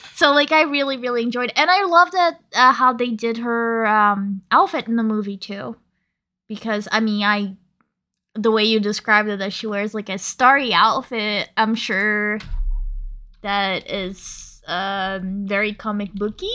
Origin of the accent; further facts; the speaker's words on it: New York, United States; a New Yorker